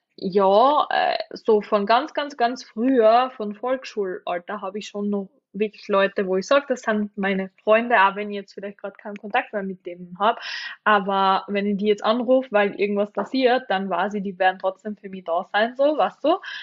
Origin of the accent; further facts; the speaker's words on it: Austria; bei uns in Österreich